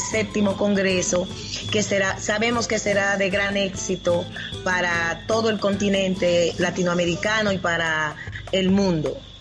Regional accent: Dominican Republic; somos de República Dominicana.

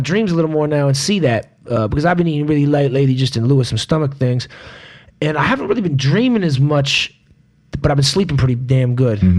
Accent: St. Kitts & Nevis; also born or lived in Jamaica; The islands where I grew up in Nevis and Jamaica, and Nevis eat plantains the same way.

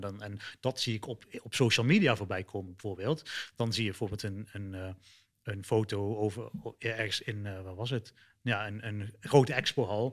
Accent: Eindhoven, North Brabant, Netherlands; moved away as an adult; also born or lived in Sri Lanka; now in Dubai, United Arab Emirates; ik kom uit Nederland, eh, Eindhoven

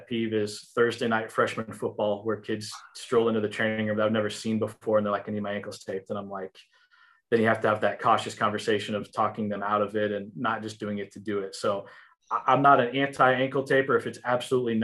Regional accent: Illinois, United States; now in Texas, United States; I grew up in Illinois

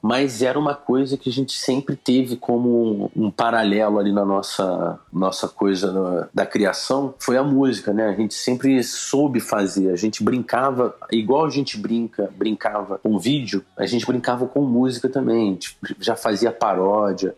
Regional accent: Petrópolis, Rio de Janeiro, Brazil; moved away; also born or lived in São Paulo

